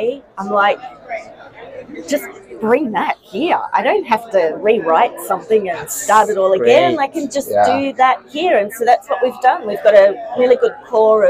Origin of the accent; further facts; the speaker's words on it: Sydney, New South Wales, Australia; I'm from Sydney, Australia